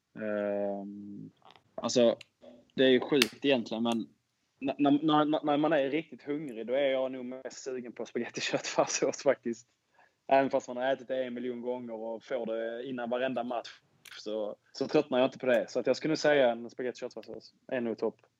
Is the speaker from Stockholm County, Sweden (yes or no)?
no; Skåne, Sweden; Jag som är skåning